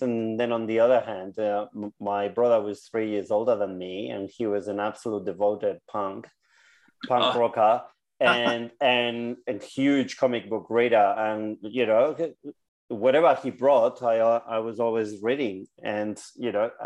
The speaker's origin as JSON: {"language": "English", "region": "Basque Country", "country": "Spain", "tie": "born or raised there", "moved": "yes", "lives_now": "Victoria, Australia", "said": "I was a kid in the 80s, and in the Basque Country, the biggest music was punk"}